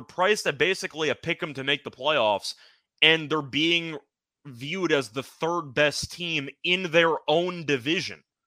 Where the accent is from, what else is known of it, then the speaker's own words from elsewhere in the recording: New York, United States; as a New Yorker